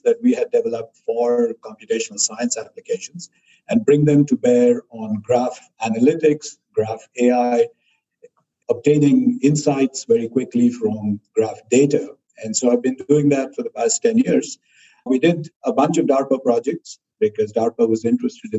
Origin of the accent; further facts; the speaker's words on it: India; moved away as an adult; also born or lived in Ithaca, United States; now in Austin, United States; I grew up in India